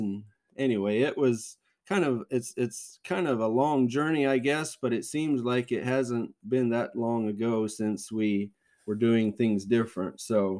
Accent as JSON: {"language": "English", "town": "Yoder", "region": "Kansas", "country": "United States", "tie": "born or raised there", "said": "I live on the farm where I grew up on here in South Central Kansas by the small town of Yoder. It's just a small town, but quite a bit going on there. I grew up here on this farm and lived here all my life"}